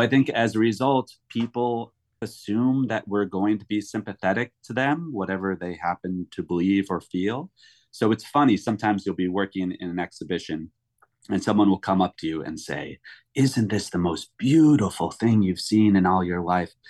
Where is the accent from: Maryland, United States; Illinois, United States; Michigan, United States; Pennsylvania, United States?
Illinois, United States; Chicago; moved away as an adult; now in New York, United States; I grew up in Chicago.